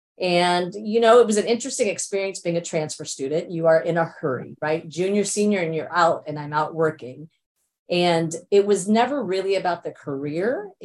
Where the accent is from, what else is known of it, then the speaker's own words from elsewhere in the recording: India; born there; So my parents migrated from India. I was born in India.